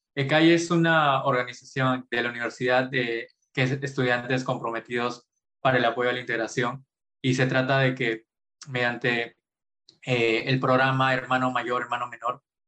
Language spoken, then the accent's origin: Spanish; Pucallpa, Ucayali, Peru; moved away as an adult; also born or lived in Arequipa; now in Lima, Peru; yo nací en Arequipa, pero a muy temprana edad, justo más o menos a los tres años, fui a vivir a Pucallpa por el trabajo de mis padres. Y pasé toda, todo mi jardín, mi primaria, mi secundaria en Pucallpa